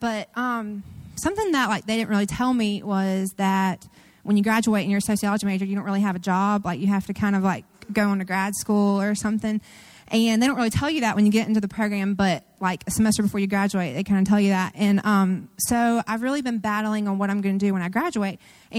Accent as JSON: {"language": "English", "town": "Savannah", "region": "Georgia", "country": "United States", "tie": "born or raised there", "moved": "as an adult", "lives_now": "Statesboro, United States", "said": "growing up in Savannah and moving to Statesboro, I haven't really like gotten out that much, and I feel kind of sheltered."}